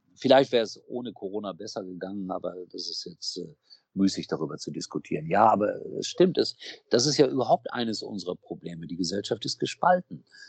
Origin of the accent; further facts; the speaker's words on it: Gelsenkirchen, North Rhine-Westphalia, Germany; moved away; ich komme aus einer Stadt, ich bin in Schalke geboren.